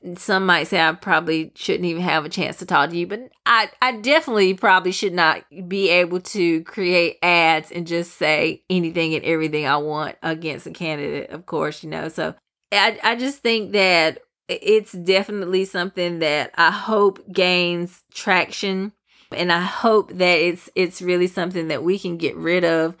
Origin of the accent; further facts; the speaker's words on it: United States; we as the American people